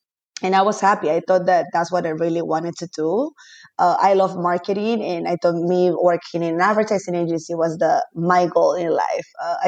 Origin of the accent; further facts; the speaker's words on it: Peru; moved away as an adult; also born or lived in Lima; now in New York City, United States; I'm Peruvian. I was born and raised in Peru. I currently live in New York City, but I've been living here for the past 12 years.